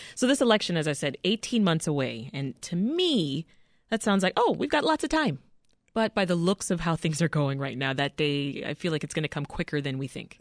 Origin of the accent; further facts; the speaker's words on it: Canada; now in United States; I'm Canadian, and uh, I remember just being saturated by U.S. programming while living in Canada.